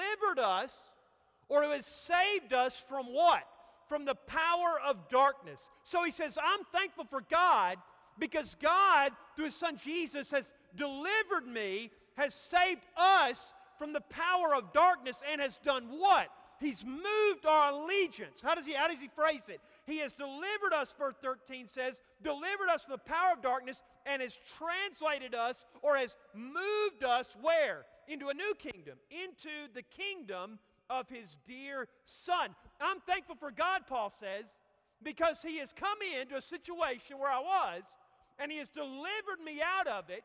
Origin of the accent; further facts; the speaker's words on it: Cookeville, Tennessee, United States; I growing up in Cookeville, it was just a great, great childhood